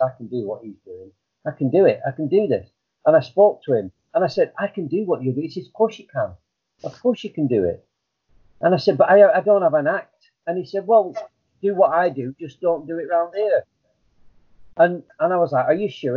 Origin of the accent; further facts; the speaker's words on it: Blackburn, North West England, United Kingdom; moved away; effing and blinding was what I was used to from Blackburn. It, that, that's how it was. That's how everybody talked uh, on the estate I, I uh, lived on